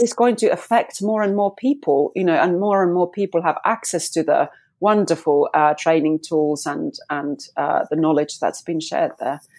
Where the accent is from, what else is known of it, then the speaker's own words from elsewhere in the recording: Finland; moved away as an adult; now in United Kingdom; I'm actually now in the U K, but I'm a Fi-, from Finland.